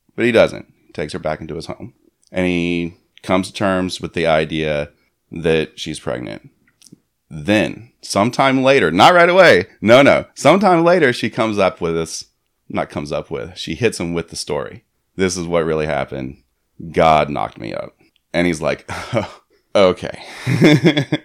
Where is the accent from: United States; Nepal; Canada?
United States; Florida; I grew up in Florida